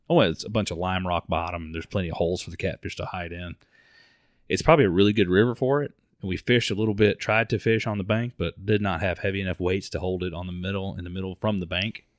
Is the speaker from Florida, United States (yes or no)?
yes; Mount Dora, Florida, United States; we grew up in Mount Dore. We grew up fishing on Lake Ola